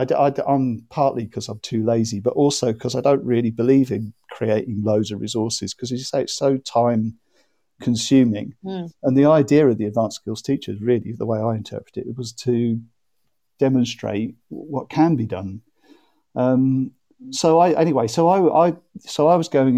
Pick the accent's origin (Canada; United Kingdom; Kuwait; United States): United Kingdom; Norwich, East of England; also born or lived in Madrid; I live in Norwich and I come from Norwich.